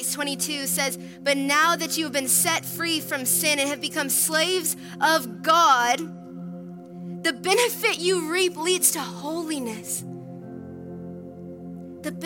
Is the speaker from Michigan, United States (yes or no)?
no; Minnesota, United States; now in Texas, United States; I grew up in Minnesota